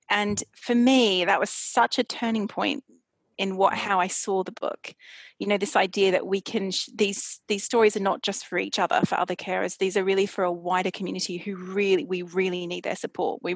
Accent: Australia; now in London, United Kingdom; I'm from Australia originally, and I went back to Australia

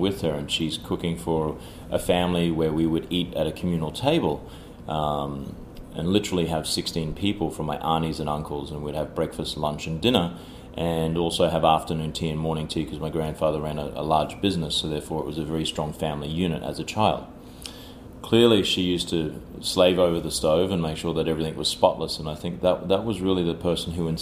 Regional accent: Cairns, Queensland, Australia; moved away as an adult; also born or lived in Sydney, Australia / Washington, D.C., United States; now in New York, United States; Born and bred in Australia, from a very small town in the north called Cairns

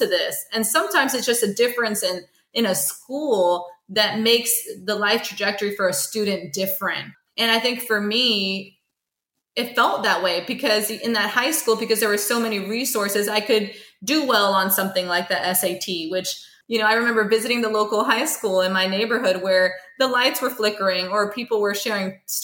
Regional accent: Stone Mountain, Georgia, United States; growing up in Stone Mountain.

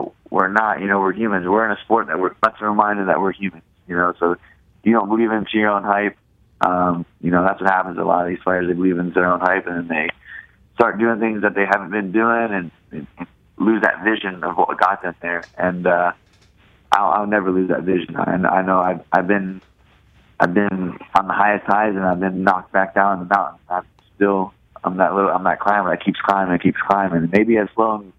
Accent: Ohio, United States

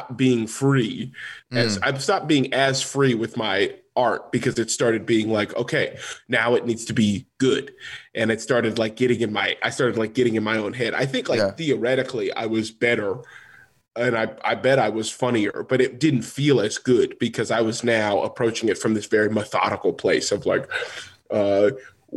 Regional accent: Los Angeles, California, United States; I'm from Los Angeles

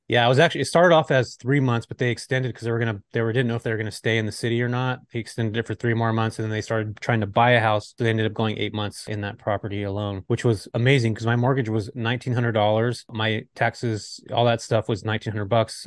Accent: California, United States; I'm from California

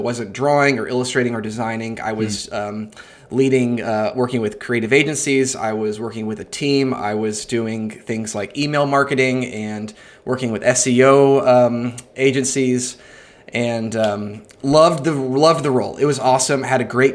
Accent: Atlanta, Georgia, United States; I'm from Atlanta, Georgia, and I'm in Atlanta right now.

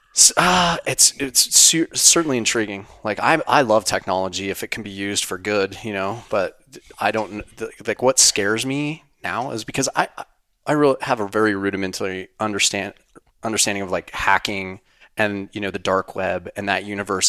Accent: Wyoming, United States; in Wyoming where I grew up

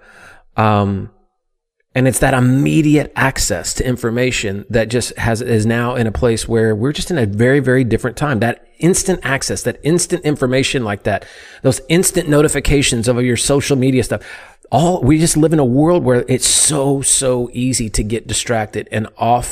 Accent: United States

